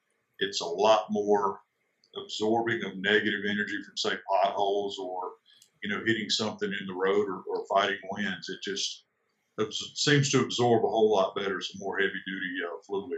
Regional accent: South Carolina, United States; I'm originally from South Carolina.

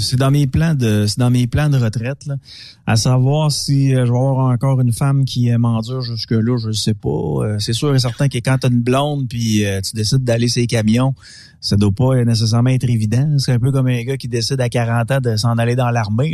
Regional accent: Quebec, Canada; en tant que Québécois

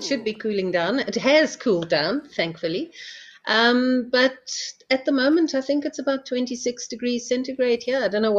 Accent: Witbank, Mpumalanga, South Africa; also born or lived in Pretoria; now in Johannesburg, South Africa; Yes, born and bred in South Africa.

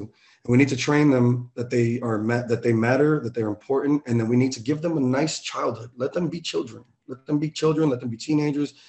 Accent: New York City, New York, United States; I had nothing growing up in the Bronx, growing up in New York.

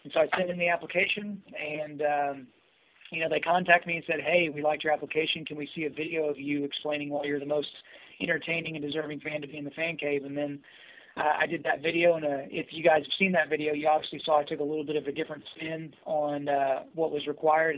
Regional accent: Southwest Oklahoma, United States; also born or lived in Edmond, Oklahoma; I grew up in Southwest Oklahoma

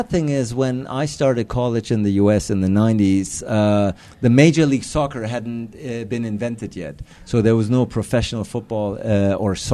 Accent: Hamburg, Germany; Uh, I grew up in Hamburg, so so I played for them.

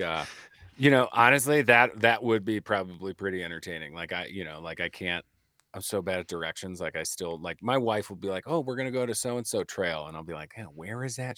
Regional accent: Midwest, United States; growing up in the Midwest, right, like, as a pool rat in the summer

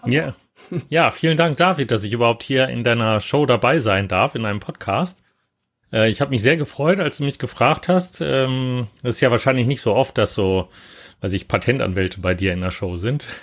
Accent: Hanover, Lower Saxony, Germany; moved away as an adult; also born or lived in Cologne / Tübingen / Würzburg / New York; ich bin in Köln geboren und dann äh, allerdings da gar nicht aufgewachsen, sondern in Hannover

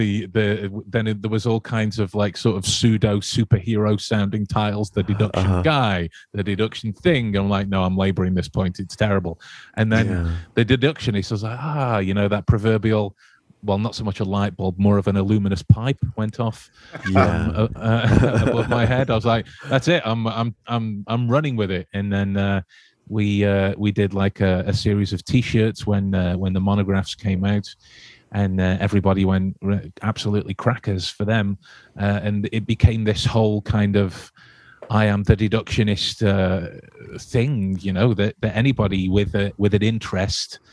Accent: Staffordshire, West Midlands, United Kingdom; I'm from England, right in the center of England, in a place called Staffordshire.

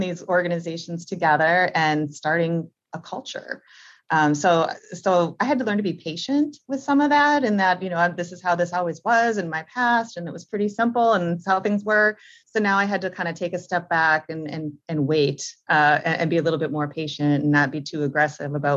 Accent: Green Bay, Wisconsin, United States; now in New Orleans, United States; So I was from Green Bay, Wisconsin. So I went from Wisconsin to New Orleans.

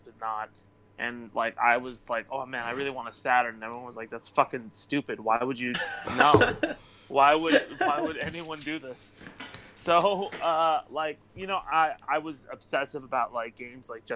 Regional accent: Irvine, California, United States; I grew up in Irvine, in Orange County

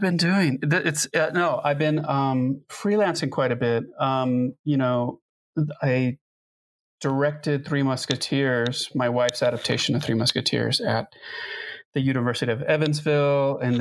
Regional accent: Tijuana, Baja California, Mexico; now in Pittsburgh, United States; I'm originally from Tijuana, Baja California, Mexico

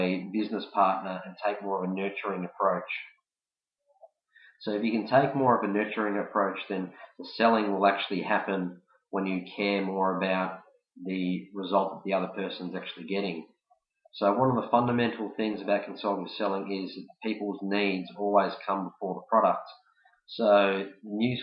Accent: Melbourne, Victoria, Australia; I'm from Melbourne, Australia

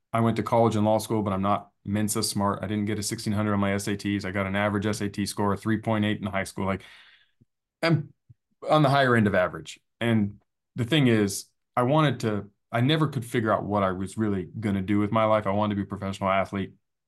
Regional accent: San Diego, California, United States; So growing up in Scripps Ranch was fun because in San Diego, it's filled with trees and it's like our version of country living in a big city.

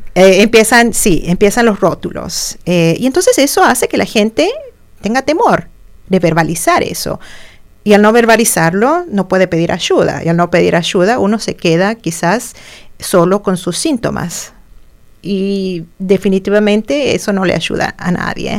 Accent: Argentina; moved away as an adult; also born or lived in Santiago, Chile / Champaign-Urbana, Illinois; now in United States; en mi país natal, en Argentina

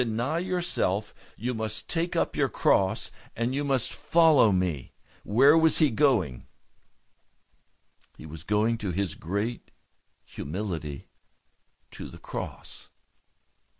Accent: United States; being an American citizen

